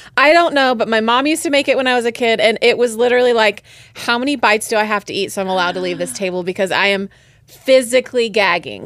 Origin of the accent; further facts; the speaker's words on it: West Coast, United States; moved away; I am from the West Coast. I do not travel home for Thanksgiving most years